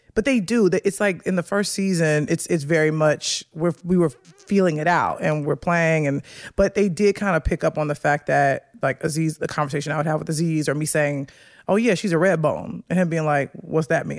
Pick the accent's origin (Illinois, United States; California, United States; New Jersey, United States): Illinois, United States; Chicago; moved away; I grew up on the south side of Chicago